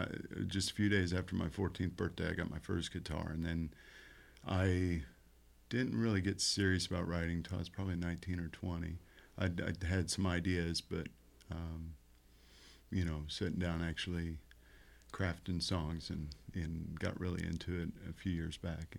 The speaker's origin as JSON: {"language": "English", "town": "Columbus", "region": "Indiana", "country": "United States", "tie": "born or raised there", "lives_now": "Bloomington, United States", "said": "Yes, I've lived here my whole life. I grew up in Columbus and moved to Bloomington."}